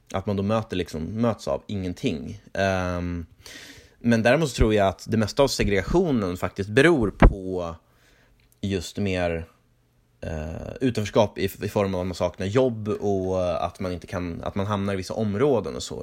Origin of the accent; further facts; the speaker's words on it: Norrland, Sweden; jag växte upp i Norrland